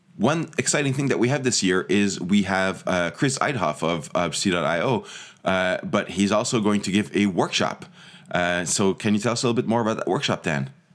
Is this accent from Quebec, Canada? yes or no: yes; Montreal, Quebec, Canada; also born or lived in Toronto; I grew up in, in Montreal